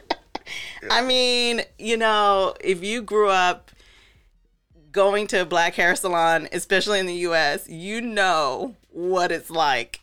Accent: Atlanta, Georgia, United States; also born or lived in Paris / New York / London; now in Amsterdam, Netherlands; I was living you know, growing up in Atlanta

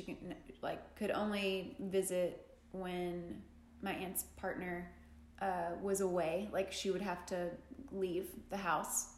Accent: Jackson, Tennessee, United States; I grew up in the South, I grew up in Tennessee

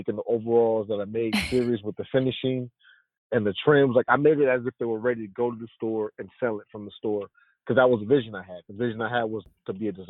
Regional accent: Compton, California, United States; Growing up in Compton

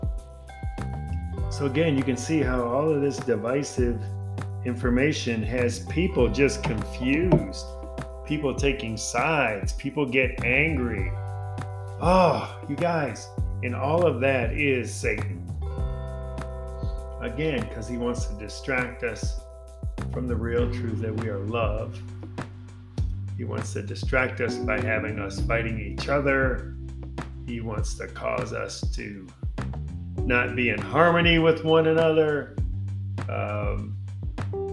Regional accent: Chicago, Illinois, United States; I grew up in Chicago, you know, south side of Chicago in Hyde Park

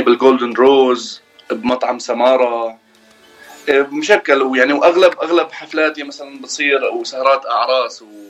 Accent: Fairouzeh, Homs Governorate, Syria; moved away as an adult; now in United States; من سوريا مولود حمص آه، ريف حمص ضيعه اسمها فيروزي

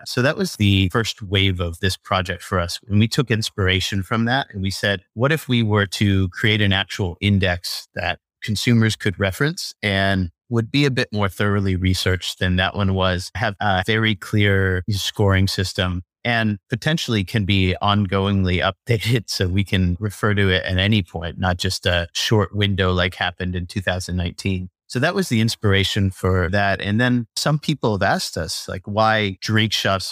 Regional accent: Pennsylvania, United States; moved away as an adult; also born or lived in Singapore / Thailand / San Francisco; now in Taipei, Taiwan; I'm originally from Pennsylvania in the U S

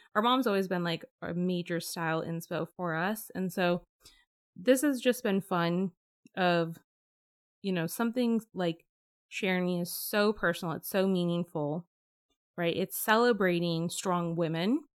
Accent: Bay Area, California, United States; growing up in the Bay Area.

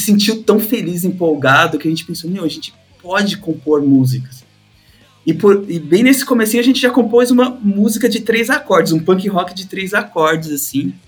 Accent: São Paulo, Brazil; Sou de São Paulo, tenho 40 anos

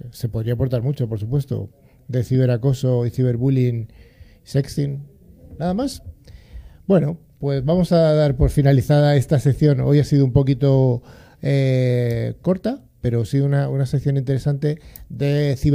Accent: Madrid, Community of Madrid, Spain; nací en Madrid, nací en Madrid.

